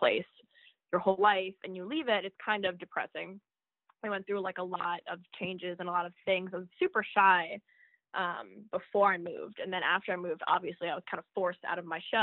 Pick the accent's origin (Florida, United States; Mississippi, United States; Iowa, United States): Florida, United States; Florida Keys, United States; I grew up in the Keys, the Florida Keys